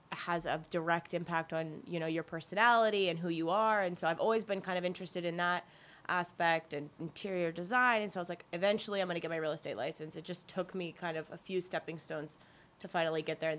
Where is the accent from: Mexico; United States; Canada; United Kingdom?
United States; Burke, Virginia; I grew up in Burke, Virginia